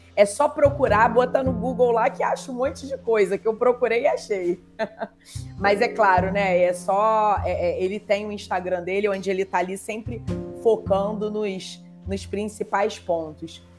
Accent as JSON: {"language": "Portuguese", "country": "Brazil", "also_born_or_lived": "Rio de Janeiro", "said": "como brasileira"}